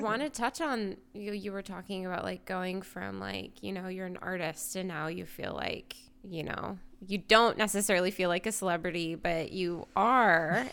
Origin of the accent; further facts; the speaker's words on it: United States; I'm growing up in America